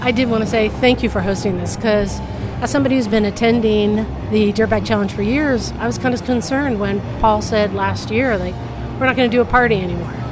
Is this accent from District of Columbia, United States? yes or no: no; Oakland, California, United States; I grew up in Oakland